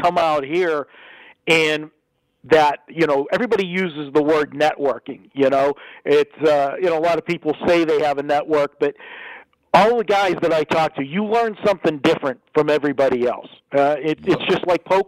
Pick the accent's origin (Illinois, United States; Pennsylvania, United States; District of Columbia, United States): Pennsylvania, United States; Pittsburgh; moved away as an adult; now in Las Vegas, United States; being from Western Pennsylvania, Pittsburgh